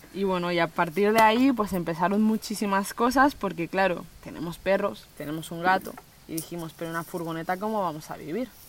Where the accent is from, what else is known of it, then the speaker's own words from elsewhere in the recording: Spain; also born or lived in Colombia; me he criado durante todos estos años aquí